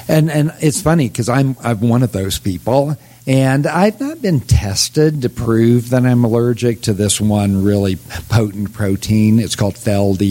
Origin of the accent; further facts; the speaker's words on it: United States; also born or lived in Oklahoma / Kansas; I'm a kid from Oklahoma and Kansas